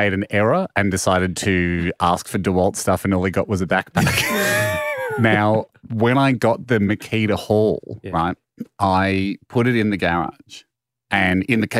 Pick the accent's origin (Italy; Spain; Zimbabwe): Italy; What I said back on the radio was more probably out of patriotic duty to my home country of Italy.